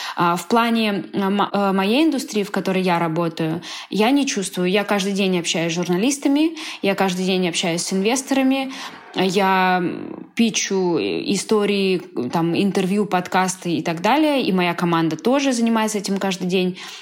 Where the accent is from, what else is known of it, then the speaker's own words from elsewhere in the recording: Moscow, Russia; moved away as an adult; now in Barcelona, Spain; мы вообще из Москвы